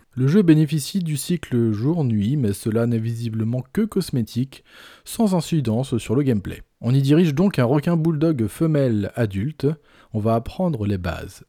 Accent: Brittany, France; Par chez nous, en Bretagne

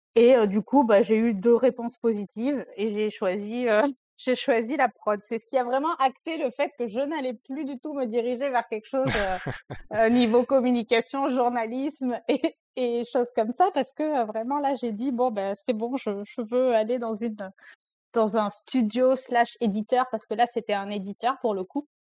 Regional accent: Provence-Alpes-Côte d'Azur, France; moved away as an adult; also born or lived in Paris region; je suis une jeune femme de presque 30 ans qui vient de la région PACA, donc euh, le sud de la France.

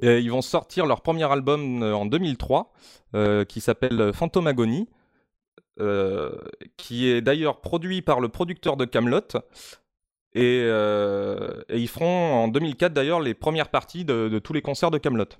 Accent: Limoges, Nouvelle-Aquitaine, France; je viens de, euh, bah, de Limoges

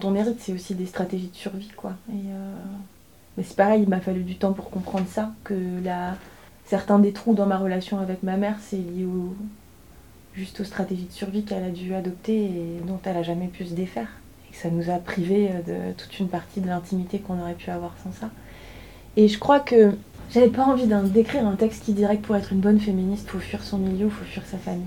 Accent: inland Brittany, France; also born or lived in Paris; Moi, j'habite un territoire et je pense comme la plupart de la Bretagne des terres

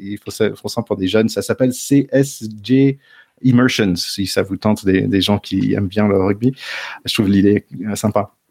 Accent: United States; moved away; chez nous à Glendale

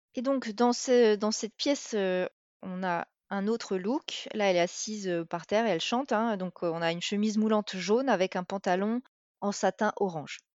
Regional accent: France; en tant que Française

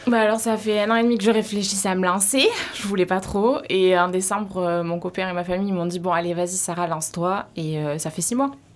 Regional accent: Montfort-en-Chalosse, Nouvelle-Aquitaine, France; now in Bénesse-Maremne, France; Montfort, c'est quand même mon village et mes parents, ils ont grand espace

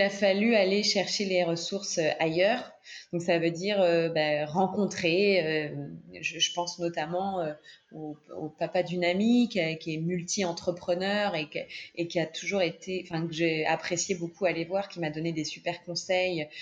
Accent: France; en tant que Française

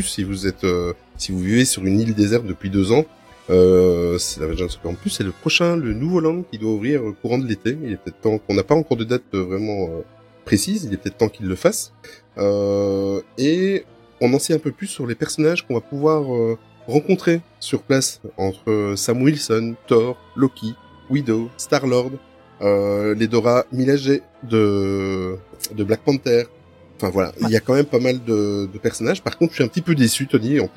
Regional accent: Belgium

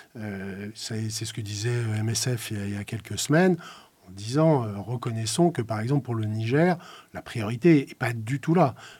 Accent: Lorraine, Grand Est, France; j'ai grandi en Lorraine, dans une Lorraine sinistrée euh, par la crise de la chirurgie

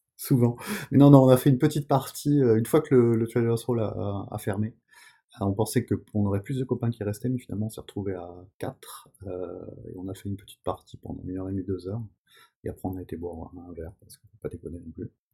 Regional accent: France; chez nous en France

